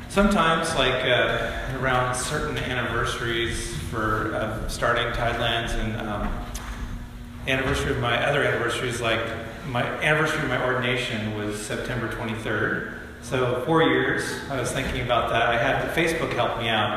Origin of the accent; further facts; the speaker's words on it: Bend, Oregon, United States; moved away as an adult; also born or lived in Spokane, Washington; now in Camano Island, United States; I grew up in Bend, Oregon, and I, I have a lot of pride in my hometown.